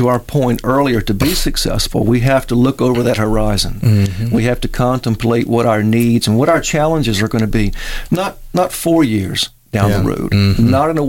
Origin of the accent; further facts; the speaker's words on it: Mobile, Alabama, United States; Well, I come from four generations of Mobilians.